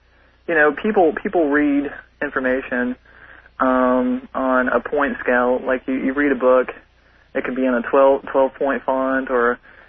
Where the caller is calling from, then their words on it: Nashville, Tennessee, United States; I'm calling from Nashville, Tennessee.